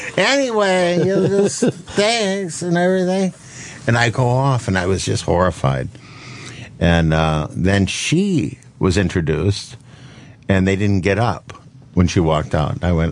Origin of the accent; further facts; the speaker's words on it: Minnesota, United States; I'm from Minnesota.